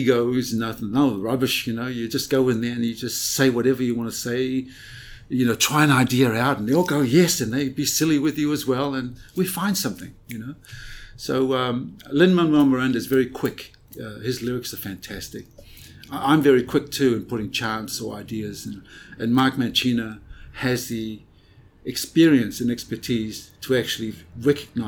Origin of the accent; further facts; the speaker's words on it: Samoa; moved away; I was born in Samoa, in a very small village of Alamangoto. I was born in a hut, you know, no walls. You know, this is a hut. I was raised there as a child